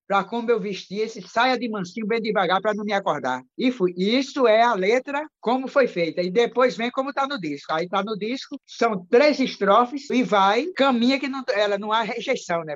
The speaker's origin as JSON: {"language": "Portuguese", "town": "João Pessoa", "region": "Paraíba", "country": "Brazil", "tie": "born or raised there", "said": "em João Pessoa, né, onde eu sou, sou da Paraíba"}